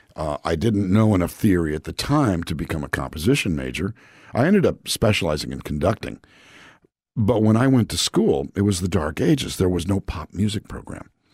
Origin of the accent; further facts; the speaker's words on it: Calexico, California, United States; moved away as an adult; also born or lived in Los Angeles, California; I grew up in a town called Calexico, California, which is a small town on the Mexican border